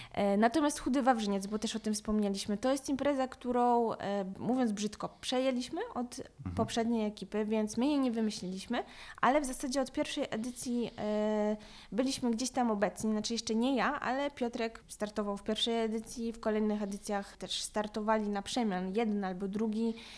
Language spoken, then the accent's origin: Polish; Lublin, Lublin Voivodeship, Poland; Pochodzę z Lublina